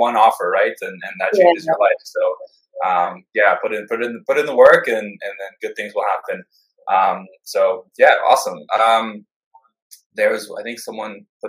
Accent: Canada; also born or lived in Berlin, Germany / Lisbon, Portugal / Luxembourg; I'm Canadian. I grew up here

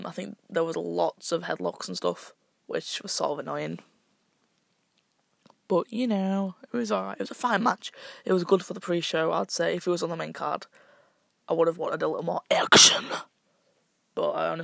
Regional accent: United Kingdom; I'm British.

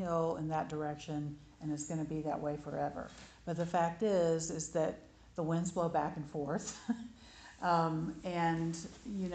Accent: Alabama, United States; growing up in Alabama

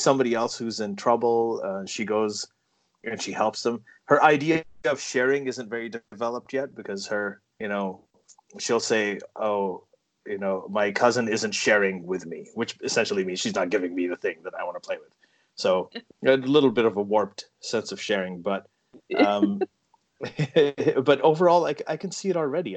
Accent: Saudi Arabia; now in Toronto, Canada; growing up in Saudi Arabia

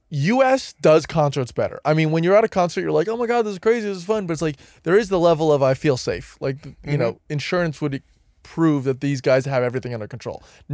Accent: New Jersey, United States

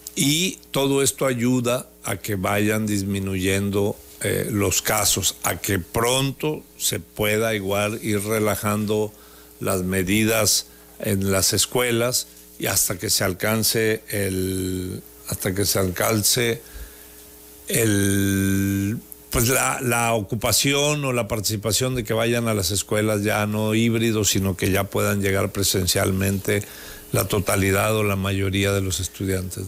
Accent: Tabasco, Mexico; Todos somos tabasqueños

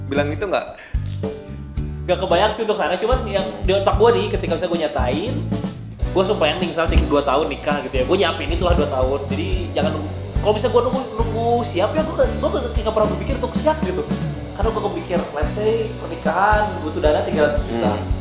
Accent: Java, Indonesia; gue Jawa gue sih adat Jawa cuman gue Jawa tidak terlalu banyak ribet

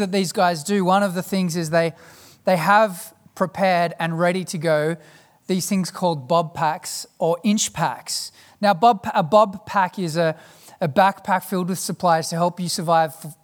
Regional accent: South Africa; As a South African

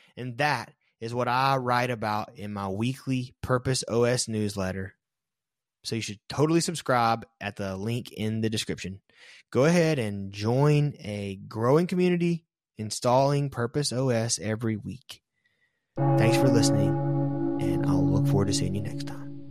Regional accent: American South, United States; Growing up in the American South made it almost mandatory to be a traditional Protestant Christian

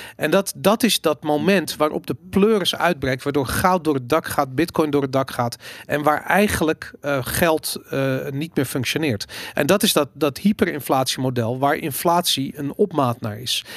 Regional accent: Amsterdam, North Holland, Netherlands; ik ben opgegroeid in Amsterdam in de jaren tachtig.

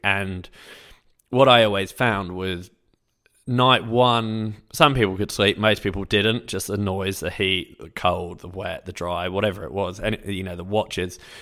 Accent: England, United Kingdom; I'm English

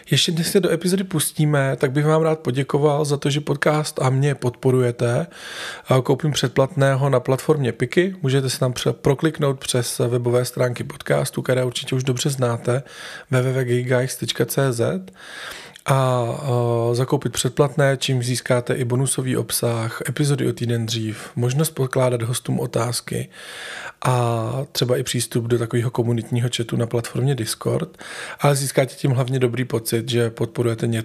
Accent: Velký Osek, Central Bohemian Region, Czechia; moved away as an adult; now in Prague, Czech Republic; jsem z vesnice kousek od Poděbrát a Velký Osek. Velký osek.

